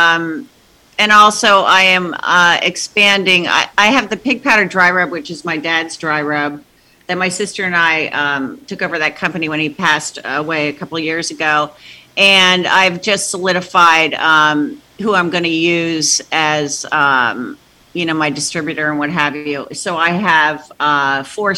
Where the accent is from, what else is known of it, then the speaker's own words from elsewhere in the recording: New Jersey, United States; I was raised in Jersey, because my dad was based out of Kennedy Airport